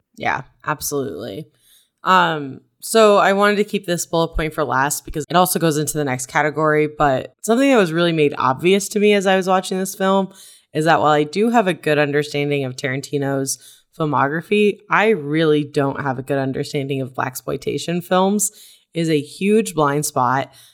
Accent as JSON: {"language": "English", "region": "Arizona", "country": "United States", "tie": "born or raised there", "said": "growing up in Arizona where you need to be inside all the time"}